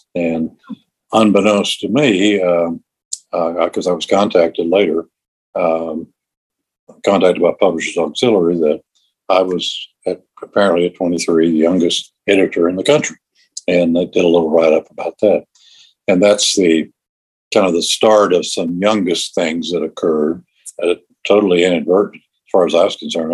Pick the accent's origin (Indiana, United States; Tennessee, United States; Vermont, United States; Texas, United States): Tennessee, United States; East; also born or lived in Akron, Ohio; now in Nashville, United States; I grew up, I was raised, as they say, in East Tennessee, and uh, I'm living in Middle Tennessee now